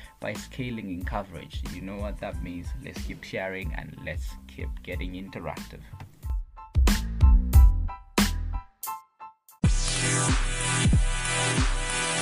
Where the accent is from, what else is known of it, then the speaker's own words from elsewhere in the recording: Kabwe, Central Province, Zambia; moved away as an adult; also born or lived in Bwenya Village, Chisamba, Central Province; now in Lusaka, Zambia; I'm a Zambian youth, aged 21 years old, from Kabwe Central Province, but currently in Lusaka for my studies. And I was born in Bwenya Village in Chisamba Central Province.